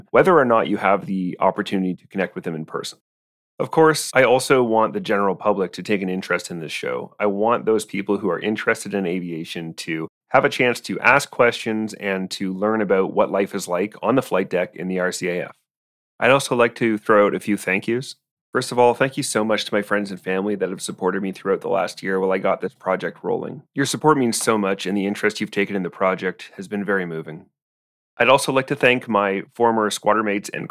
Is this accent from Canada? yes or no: yes; Cambridge, Ontario, Canada; I was born in Cambridge, Ontario